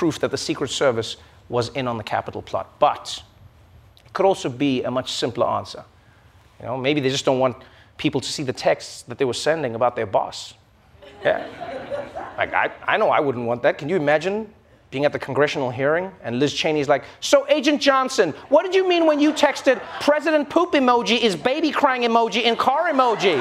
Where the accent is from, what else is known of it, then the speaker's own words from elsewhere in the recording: South Africa; I'm South African